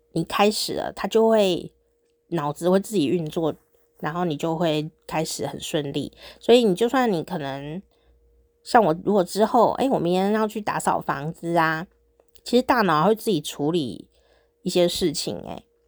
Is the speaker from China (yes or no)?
no; Taichung, Taiwan; now in Taipei, Taiwan; 以前我小时候住在中部嘛，台中啊